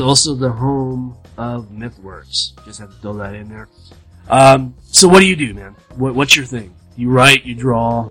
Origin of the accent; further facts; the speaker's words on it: Southern California, United States; moved away as an adult; also born or lived in Arkansas; I was born, raised, bred in California, Southern Cal.